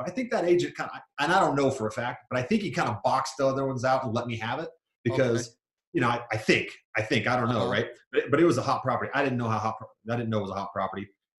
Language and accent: English; Georgia, United States; born there; also born or lived in New York / Virginia / Kansas / Germany; now in Utah, United States; So I grew up all over the United States. I was born in Georgia, lived in New York, Virginia, Kansas, Germany, lived all over the place, ended up in Utah.